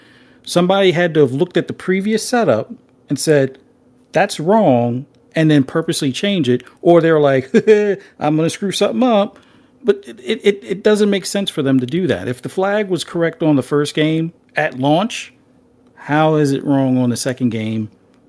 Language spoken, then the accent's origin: English; New York City, New York, United States; growing up in the Spanish section of the Bronx